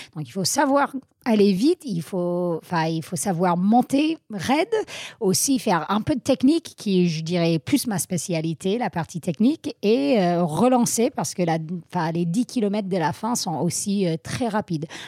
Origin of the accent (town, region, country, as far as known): Vermont, United States; born or raised there; French is a second language; moved away as an adult; also born or lived in Grenoble, France; now in France